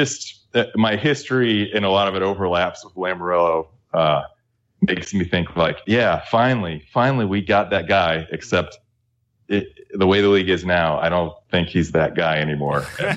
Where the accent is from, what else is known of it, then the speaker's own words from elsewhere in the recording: St. Louis, Missouri, United States; But so I'm from St. Louis.